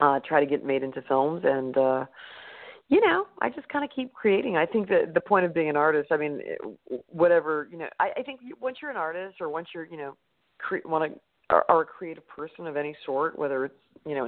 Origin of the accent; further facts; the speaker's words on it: Santa Fe, New Mexico, United States; We grew up in Santa Fe.